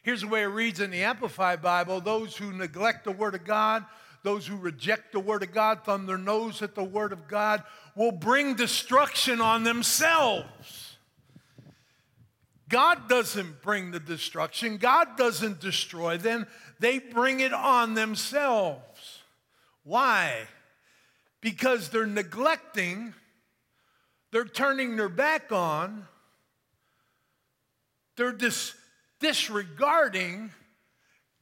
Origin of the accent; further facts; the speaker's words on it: Pennsylvania, United States; now in San Antonio, United States; I grew up in Pennsylvania, like Pastor said, and I was a huge 76er fan growing up